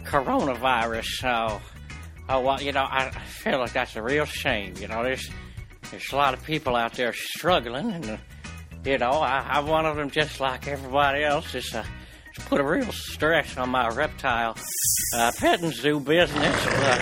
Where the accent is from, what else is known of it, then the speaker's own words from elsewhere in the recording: Tallahassee, Florida, United States; I'm from Tallahassee.